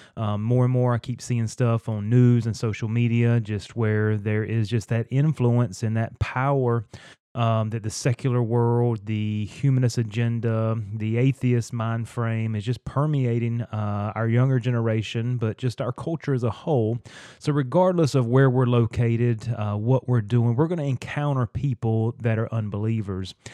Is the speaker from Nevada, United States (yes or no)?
no; North Carolina, United States; I grew up in North Carolina in the Bible Belt